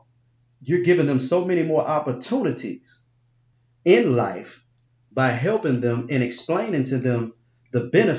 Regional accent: Binghamton, New York, United States; I grew up in Binghamton

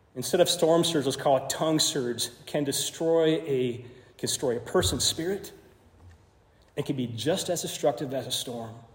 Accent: Arizona, United States; I grew up in Arizona. Uh, most of my teenage life there spent there too

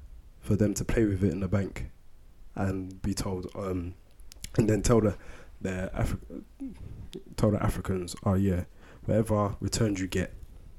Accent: United Kingdom; also born or lived in Sierra Leone; I was born in Sierra Leone anyway. Exactly. But despite that, like, all my life, my childhood, and my adult life has been spent here. Like, I came over here when I was one.

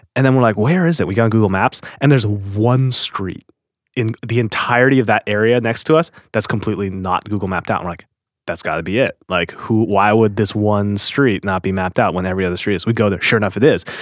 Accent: Seattle, Washington, United States; I was born in Seattle

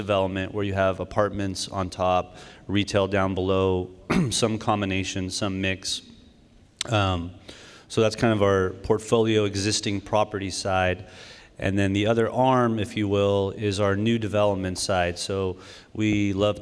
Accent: Fair Oaks, California, United States; We grew up in Fair Oaks

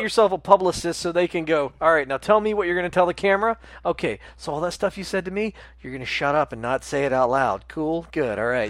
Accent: the South, United States; we grew up in the South

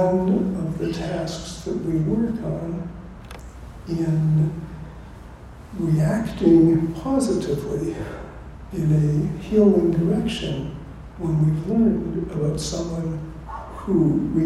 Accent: California, United States; I come from California, which is the West

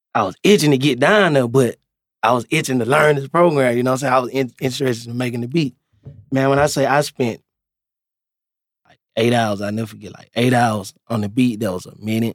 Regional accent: Meridian, Mississippi, United States; Yeah, I'm from Meridian, Mississippi. Mm. Yeah, out there in the country, man.

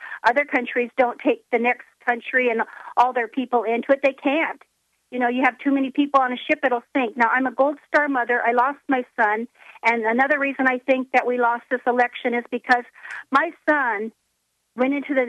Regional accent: the Dakotas, United States; now in Washington, United States; from the Dakotas, and I'm English and I'm Norwegian, so I come from immigrant background.

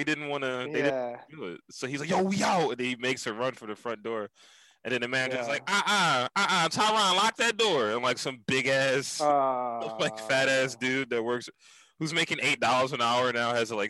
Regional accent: Philadelphia, Pennsylvania, United States; I'm in Philly, bro.

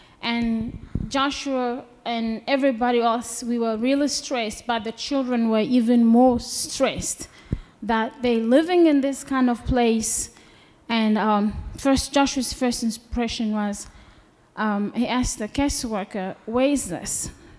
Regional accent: Cape Town, Western Cape, South Africa; now in United States; And we come from Cape Town. Cape Town is beautiful. And we come from a decent place

